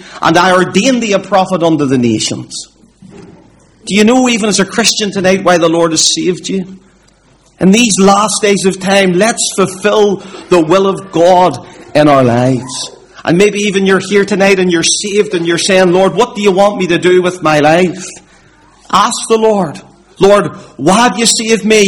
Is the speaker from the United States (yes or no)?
no; Belfast, Northern Ireland, United Kingdom; I grew up in the Donegal Road area of Belfast, and I still live in that area